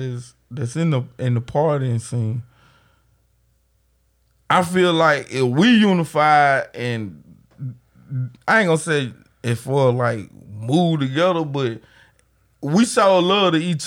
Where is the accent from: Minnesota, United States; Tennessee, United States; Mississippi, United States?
Mississippi, United States; Grenada; also born or lived in Gore Springs, Mississippi; I'm from Gulf Spring. I know, nigga. But I wasn't born. I came from the mud of Grenada East Side.